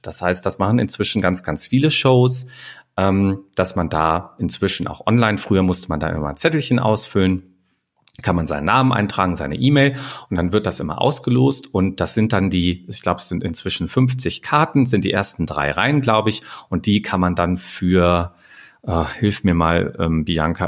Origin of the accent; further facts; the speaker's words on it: Germany; Und für uns als Deutsche